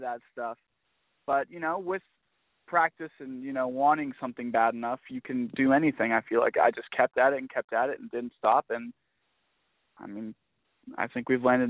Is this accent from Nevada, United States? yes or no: no; Georgia, United States; born or raised there; also born or lived in Florida